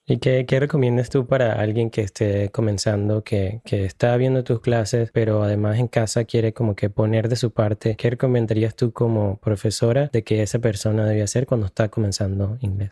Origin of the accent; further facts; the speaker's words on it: Venezuela; now in United States; Yo en Venezuela estudié en un colegio privado